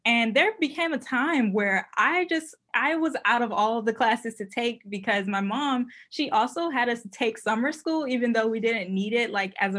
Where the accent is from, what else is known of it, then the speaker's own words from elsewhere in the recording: Richmond, Virginia, United States; I'm from Richmond, Virginia. And so as a, you know, growing up within the Richmond Public Schools